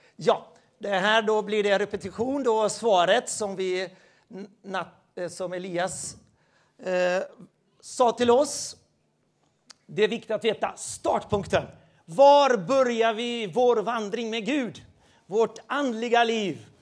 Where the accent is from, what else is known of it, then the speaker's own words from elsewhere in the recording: Sweden; Jag är svensk